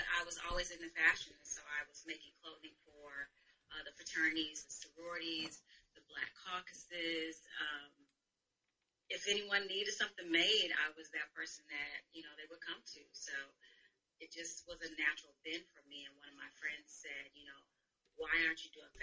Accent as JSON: {"language": "English", "region": "Michigan", "country": "United States", "tie": "born or raised there", "also_born_or_lived": "Chicago", "moved": "as an adult", "lives_now": "Los Angeles, United States", "said": "I am originally from Michigan, born and raised in Michigan, and then I moved to Chicago"}